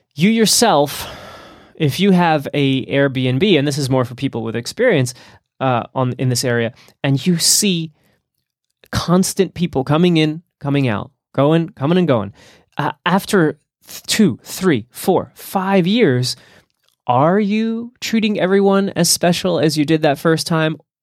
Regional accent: New Jersey, United States; moved away; my home state of New Jersey

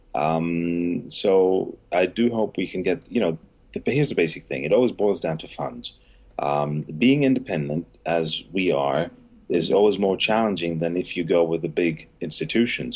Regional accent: Ghana; also born or lived in Nigeria; I grew up in Ghana, mm-hmm. so I have roots in Ghana

